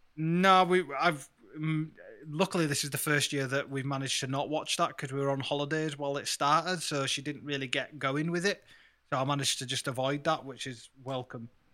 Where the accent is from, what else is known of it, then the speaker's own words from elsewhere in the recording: Yorkshire and the Humber, United Kingdom; I'm from Yorkshire and I'm brown